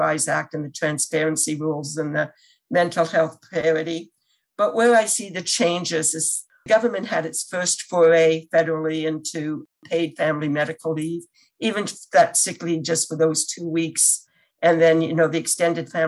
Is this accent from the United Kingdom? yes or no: no; Canada; now in United States; I'm originally from Canada